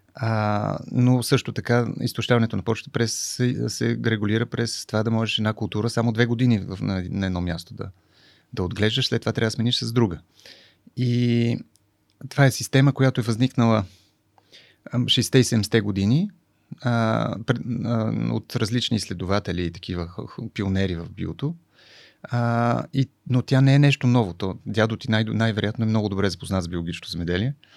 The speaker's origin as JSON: {"language": "Bulgarian", "town": "Sofia", "region": "Sofia City", "country": "Bulgaria", "tie": "born or raised there", "also_born_or_lived": "France", "moved": "as an adult", "said": "Аз съм от София, от младост"}